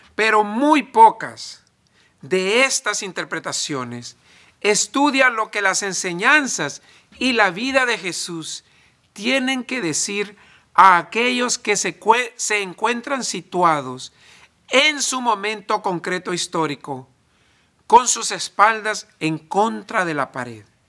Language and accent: Spanish; El Salvador; now in United States; En El Salvador yo soy muy gringo para ser salvadoreño y en Estados Unidos soy muy salvadoreño para ser gringo, ni de aquí ni de allá.